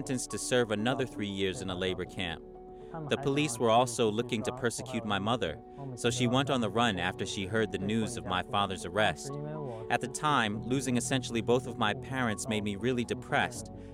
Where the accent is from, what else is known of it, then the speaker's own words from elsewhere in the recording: China; now in United States; I was born in China